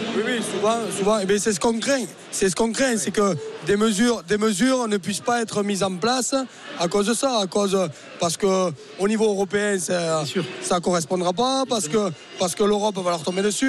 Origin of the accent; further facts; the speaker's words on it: Lot-et-Garonne, Nouvelle-Aquitaine, France; chez nous à Lot-et-Garonne